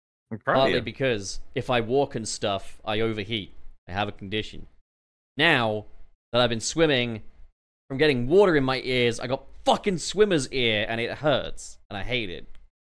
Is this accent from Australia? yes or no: no; United Kingdom; We are both British.